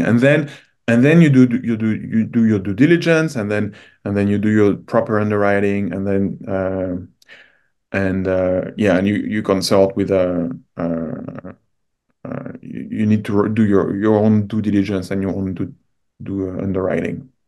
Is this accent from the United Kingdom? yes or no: no; France; moved away as an adult; now in Canada; I'm originally from France.